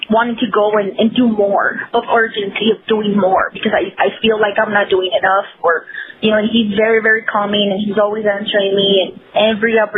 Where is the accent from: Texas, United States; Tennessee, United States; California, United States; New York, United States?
Texas, United States; El Paso; So I grew up playing in the Lower Valley community here in El Paso, and I played with the guys all up to age 15.